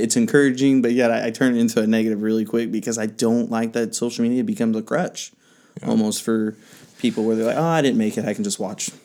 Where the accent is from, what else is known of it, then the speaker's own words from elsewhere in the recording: the Bible Belt, United States; where I grew up here in the Bible Belt